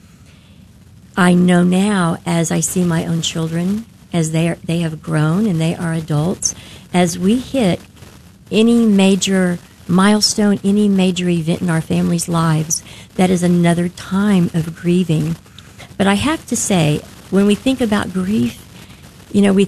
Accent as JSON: {"language": "English", "town": "Denton", "region": "Texas", "country": "United States", "said": "I'm from Denton"}